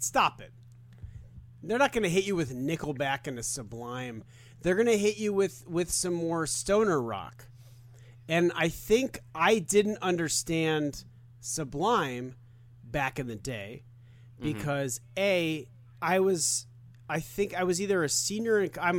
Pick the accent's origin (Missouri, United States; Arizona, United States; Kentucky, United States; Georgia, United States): Arizona, United States; Tucson; Arizona, Tucson.